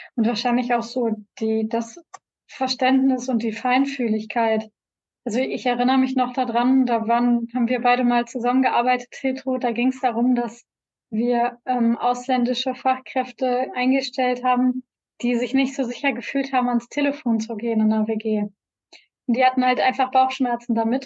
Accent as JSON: {"language": "German", "region": "North Rhine-Westphalia", "country": "Germany", "said": "als Deutscher und hier als, als NRWler, als Westler"}